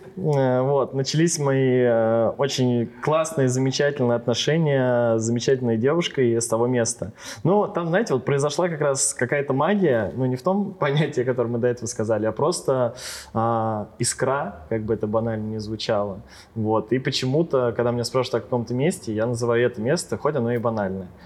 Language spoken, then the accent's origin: Russian; Ryazan Oblast, Russia; now in Ryazan, Russia; я родился изначально не в Рязани, не в городе, а с области